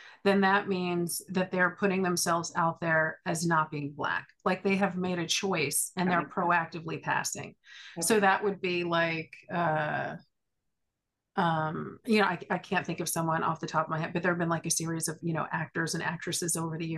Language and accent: English; California, United States; now in East Coast, United States; I grew up in California. I'm a third generation Californian